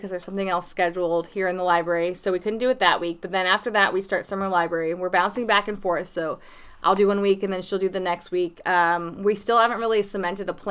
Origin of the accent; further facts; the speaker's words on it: Minerva, Ohio, United States; moved away; where I'm from it's called Minerva, Ohio